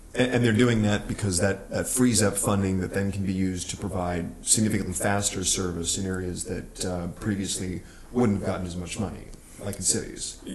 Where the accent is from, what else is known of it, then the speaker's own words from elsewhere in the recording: New Mexico, United States; I'm from New Mexico